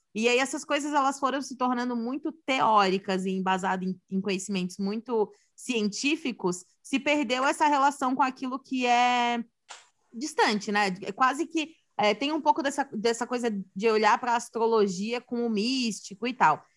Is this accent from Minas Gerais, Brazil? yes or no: no; Santa Catarina, Brazil; sou de Santa Catarina